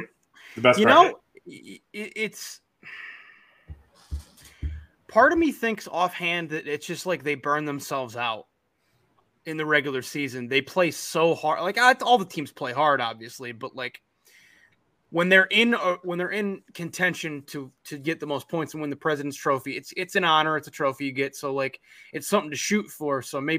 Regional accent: Rochester, New York, United States; The other half may stick around because I'm from there.

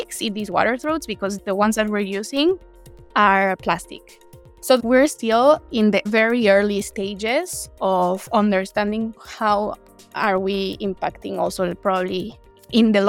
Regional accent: Morelos, Mexico; my home state in Morelos

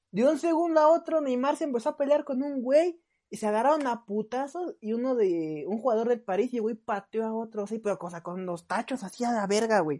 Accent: Brazil; yo soy brasileño

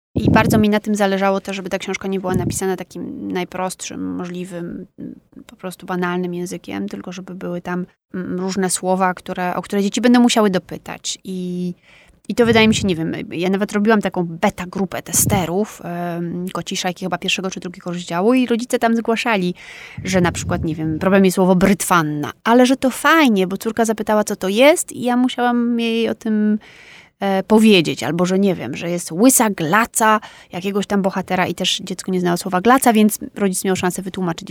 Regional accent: Warsaw, Masovian Voivodeship, Poland; also born or lived in Wisła, Cieszyn Silesia; urodziłam się i mieszkałam w Warszawie

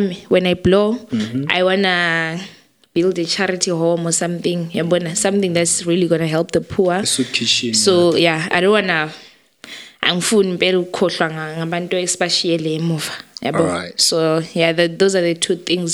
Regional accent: Zimbabwe; moved away; I'm from Zim

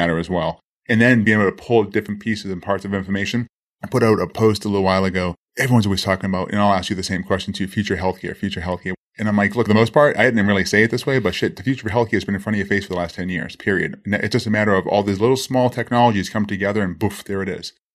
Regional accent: Boston, Massachusetts, United States; born or raised there; now in Miami, United States

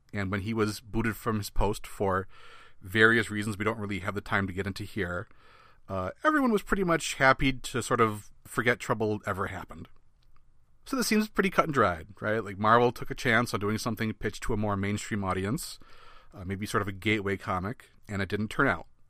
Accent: Midwest, United States; I'm from the Midwest

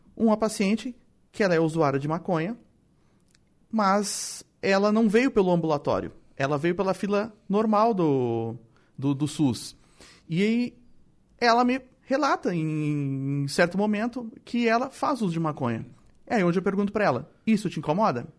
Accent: Porto Alegre, Rio Grande do Sul, Brazil; also born or lived in Torres; eu nasci em Porto Alegre, mas morei anos e anos em Torres

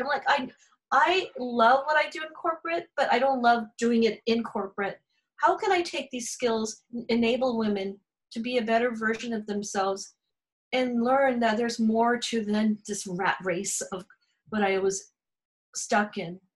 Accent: California, United States; accent: Valley girl; also born or lived in Encinitas, California; my heritage is Indian. Um, I was born in California, so I'm really a Valley girl.

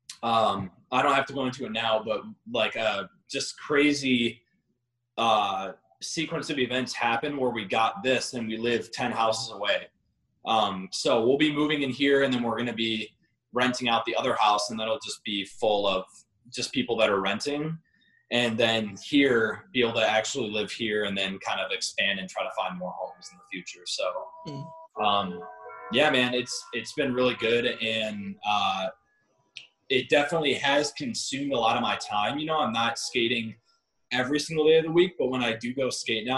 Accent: Northville, Michigan, United States; I grew up in Northville, which is right by Vans of Novi

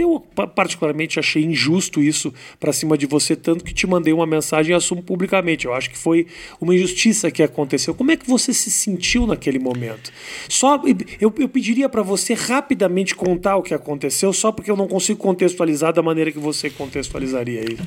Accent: Porto Alegre, Rio Grande do Sul, Brazil; Eu sou de Porto Alegre

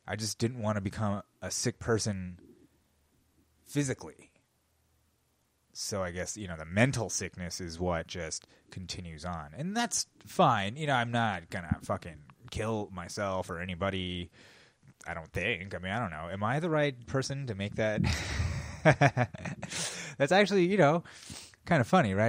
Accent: United States; as an American

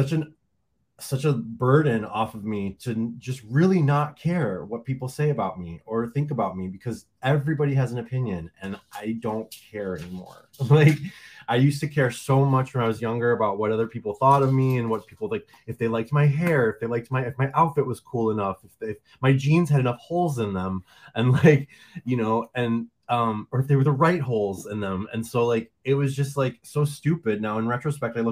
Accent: Detroit, Michigan, United States; now in Fort Lauderdale, United States; I am originally from Detroit. But I live in Fort Lauderdale now

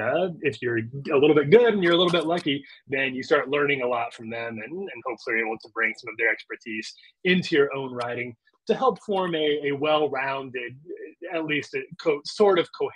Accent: Lincoln, Nebraska, United States; moved away as an adult; also born or lived in Chicago / Orlando, Florida; back to Lincoln, Nebraska, my hometown

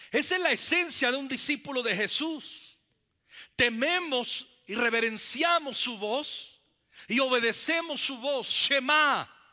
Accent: Zacapu, Michoacán, Mexico; en esa pequeña iglesia bautista, ahí en el estado de Michoacán, en mi pueblo, en Zacapu

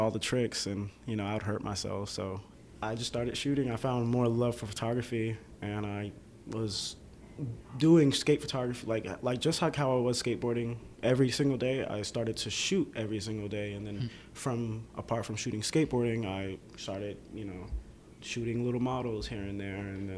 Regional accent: Atlanta, Georgia, United States; also born or lived in Boston, Massachusetts; I was born in Boston, yeah, Massachusetts, and I moved to Atlanta around, like, I honestly don't remember the year, but I was in fourth grade

